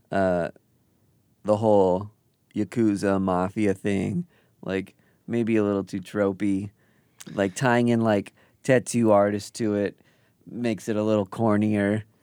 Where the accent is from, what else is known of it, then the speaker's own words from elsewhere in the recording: Kansas City, United States; Kansas City, my hometown